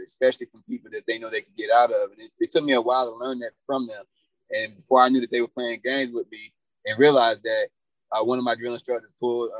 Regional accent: Atlanta, Georgia, United States; also born or lived in Indiana; I came from Indiana, but my mother and father moved us to Atlanta in like 87.

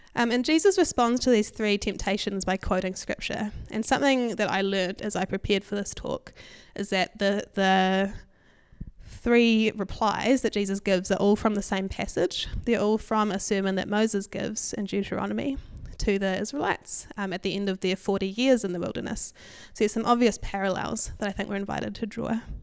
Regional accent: Hamilton, Waikato, New Zealand; I grew up in Hamilton

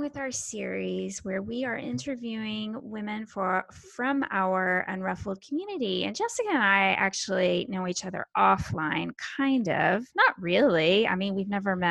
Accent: Texas, United States; I'm such a Texan

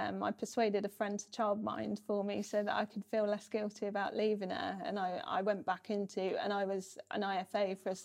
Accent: United Kingdom; moved away as an adult; now in North of England, United Kingdom; I'd grown up on the South Coast

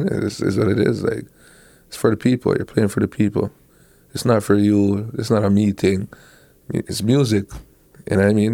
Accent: Toronto, Ontario, Canada; He's the man from New York, but I am the man from Toronto.

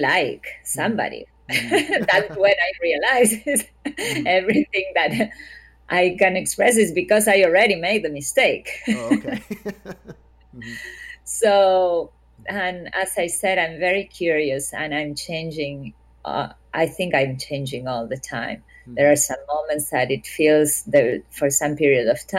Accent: Córdoba, Argentina; moved away; I'm not from Buenos Aires, but I'm from Cordoba

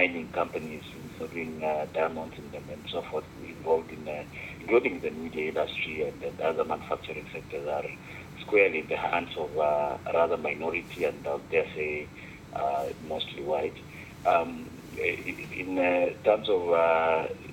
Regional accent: Kenya; now in Beijing, China; I am Kenyan

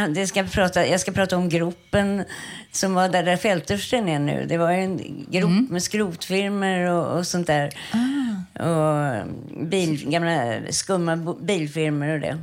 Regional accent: Stockholm, Stockholm County, Sweden; jag är ju uppväxt på Östermalm

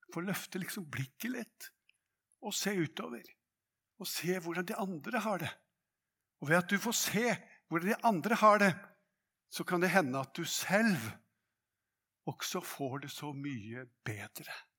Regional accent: Hadeland, Innlandet, Norway; på Hadeland der jeg vokste opp

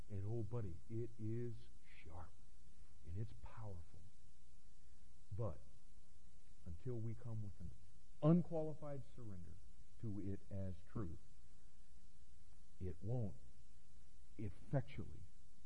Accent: Florida, United States; I grew up in Florida

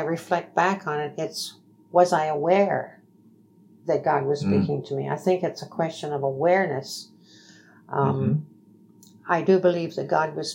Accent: Woodstock, Ontario, Canada; I'm originally from Woodstock.

